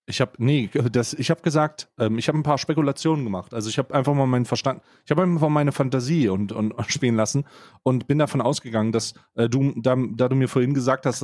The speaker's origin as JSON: {"language": "German", "region": "Saxony", "country": "Germany", "tie": "born there", "said": "obwohl ich als gebürtiger Ostdeutscher ja. äh, dafür prä prävestiniert bin, sogar gebürtiger Sachse."}